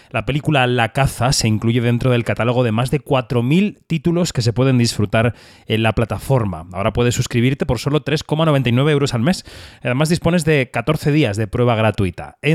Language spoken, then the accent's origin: Spanish; Galicia, Spain; Aquí la cuota gallega una vez más.